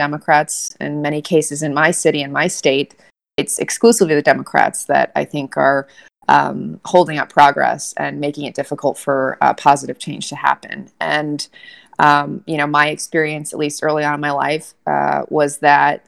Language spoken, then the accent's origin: English; Southern California, United States; now in New York, United States; growing up in Southern California, daughter of a Marine